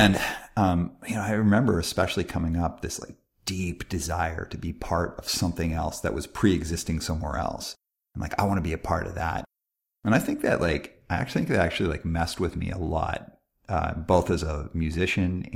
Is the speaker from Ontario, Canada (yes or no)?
no; Calgary, Alberta, Canada; I grew up in Calgary, Alberta